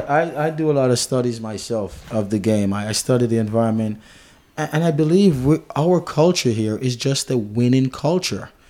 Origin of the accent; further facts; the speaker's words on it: Jamaica; I'm Jamaican, which, you know, we're English, if you may